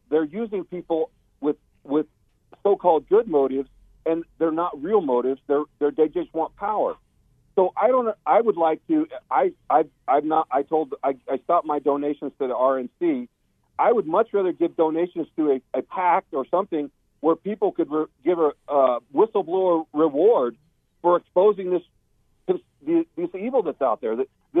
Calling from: Phoenix, Arizona, United States; Hi, it's …. I'm from Phoenix.

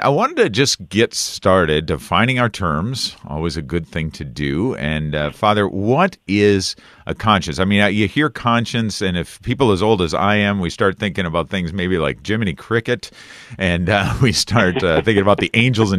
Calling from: Wisconsin, United States; I'm coming from Wisconsin myself, and it is a nice, although chilly day. Up here closer to the northern part of Wisconsin.

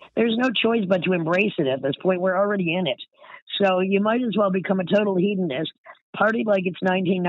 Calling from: Brooklyn, New York, United States; I'm in Brooklyn.

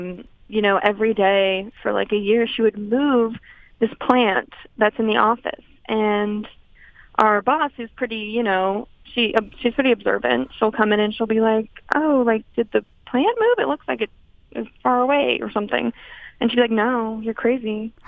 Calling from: Los Angeles, California, United States; I'm calling from L.A.

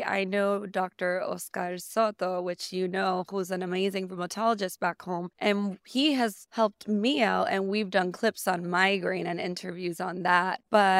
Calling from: San Juan, Puerto Rico; I am currently coming from San Juan, Puerto Rico. I am a headache specialist there in the island.

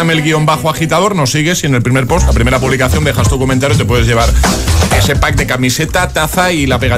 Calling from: Cádiz, Andalusia, Spain; … desde Cádiz.

